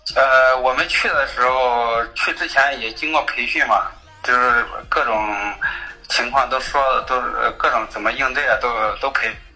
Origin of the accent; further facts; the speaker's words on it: Anhui, China; moved away as an adult; now in Shanghai, China; 我是来自安徽的，在目前人在上海工作，来，在上海已经五六年了，大概